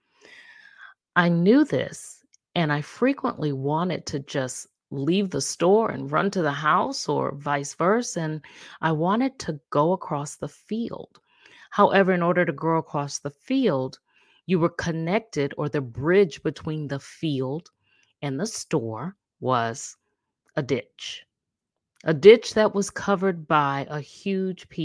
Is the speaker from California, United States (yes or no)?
no; Charleston, South Carolina, United States; I grew up in Charleston, South Carolina